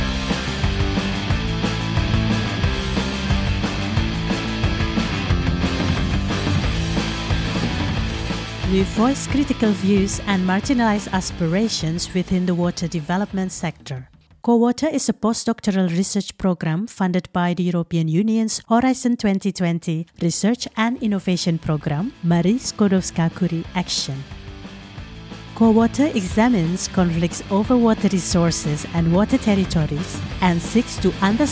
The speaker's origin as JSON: {"language": "English", "region": "Jakarta", "country": "Indonesia", "tie": "born or raised there", "said": "I was born in Jakarta, I studied architecture in an urban setting"}